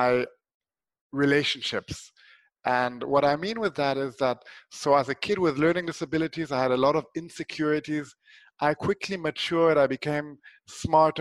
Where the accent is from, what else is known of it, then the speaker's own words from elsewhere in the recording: Switzerland; when I was a small kid, I grew up in Switzerland